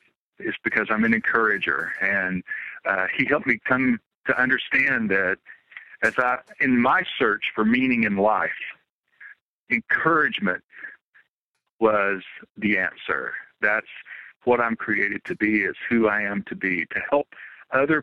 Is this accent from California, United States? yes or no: no; Appalachian Mountains, south of Nashville, Tennessee, United States; also born or lived in Tampa Bay, Florida / Franklin, Tennessee; I grew up actually in the Appalachian Mountains, south of Nashville